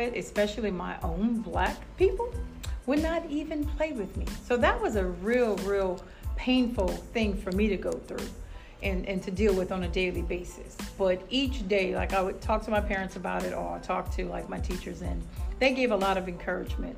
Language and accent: English; New Iberia, Louisiana, United States; I am from New Iberia, Louisiana, born and raised there.